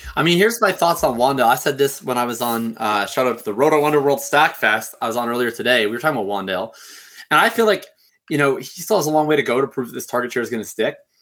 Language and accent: English; Canada; I'm Canadian